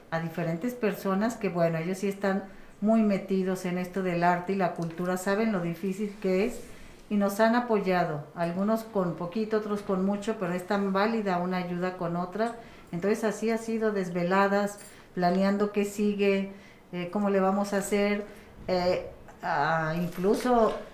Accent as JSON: {"language": "Spanish", "country": "Mexico", "said": "Yo también me dedico a esto, soy gestora de arte y cultura y sé perfectamente lo mal que como sociedad mexicana estamos en este aspecto."}